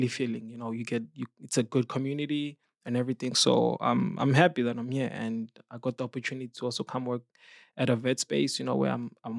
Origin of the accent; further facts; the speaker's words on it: Johannesburg, Gauteng, South Africa; So I'm from South Africa, Johannesburg. I grew up in the city. I'm a city guy.